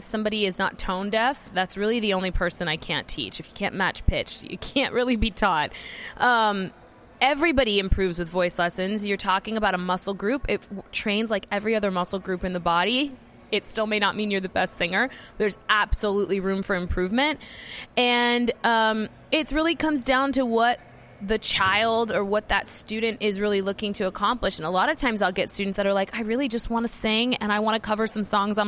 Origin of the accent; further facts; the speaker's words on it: Georgia, United States; now in Nashville, United States; I grew up in Georgia.